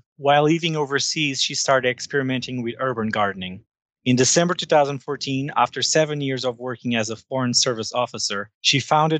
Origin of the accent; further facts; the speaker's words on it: Portugal; moved away as an adult; now in Washington, D.C., United States; I'm originally from Portugal, and I've been living in the United States for the last 9 years